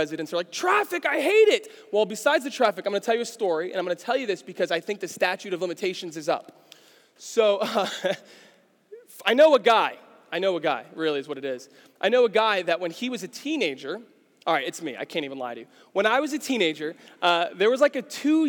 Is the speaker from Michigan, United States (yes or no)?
no; New York City, New York, United States; moved away; I grew up in New York City